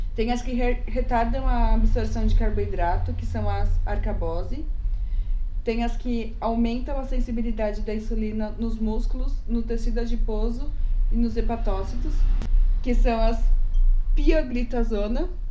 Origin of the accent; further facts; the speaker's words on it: São Paulo, Brazil; nós somos daqui da capital de São Paulo, ou seja, uma cidade grande